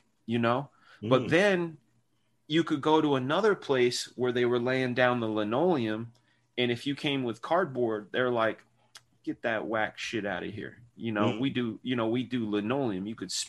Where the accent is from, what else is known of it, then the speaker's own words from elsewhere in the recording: Martinez, California, United States; I grew up in Martinez, which is only a couple hours from Sacktown